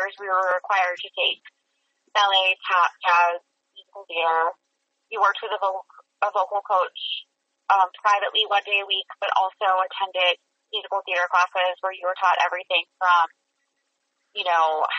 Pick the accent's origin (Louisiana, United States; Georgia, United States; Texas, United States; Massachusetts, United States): Massachusetts, United States; Amesbury; moved away as an adult; also born or lived in New Hampshire; now in New York City, United States; I was born and raised in Amesbury, Massachusetts